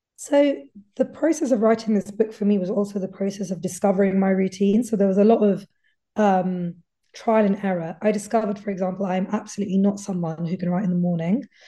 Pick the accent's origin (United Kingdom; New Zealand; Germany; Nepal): United Kingdom; someone who's British, but my heritage is Indian